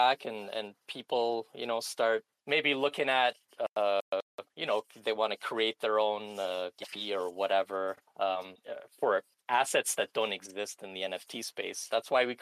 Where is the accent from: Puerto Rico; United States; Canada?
Canada; I'm Canadian